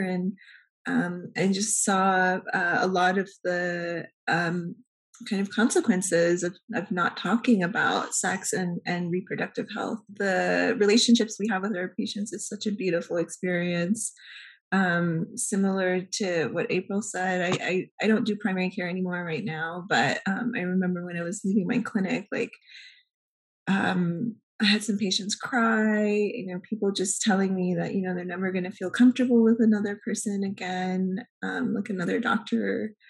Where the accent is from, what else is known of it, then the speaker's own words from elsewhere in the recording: Louisiana, United States; So I grew up in Louisiana.